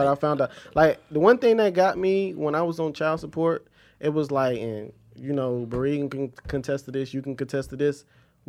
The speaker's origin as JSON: {"language": "English", "region": "South Carolina", "country": "United States", "said": "I'm from South Carolina, come from a military family. I was raised by my grandfather, so I call my grandfather dad."}